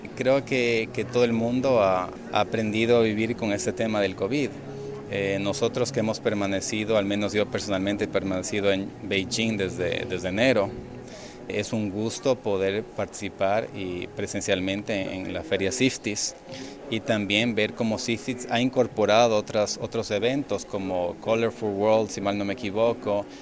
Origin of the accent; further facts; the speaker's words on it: Galápagos, Ecuador; yo soy de Galápagos